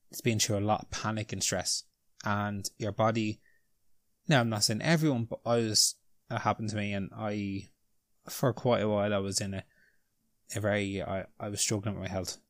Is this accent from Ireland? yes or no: yes; Ireland; we're Irish